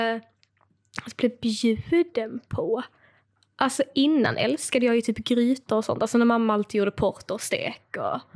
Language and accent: Swedish; Skåne, Sweden; accent: Scanian; jag vet att jag pratar skånska.